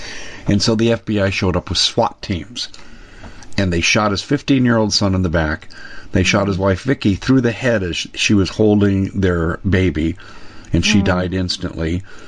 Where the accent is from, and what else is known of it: Arizona, United States